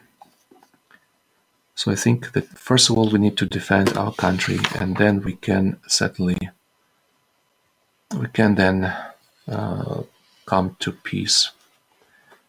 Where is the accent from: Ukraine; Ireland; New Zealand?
Ukraine; Western Ukraine; now in Kyiv, Ukraine; I am from the Western Ukraine, from that territory that was under Polish authority, was part of Poland.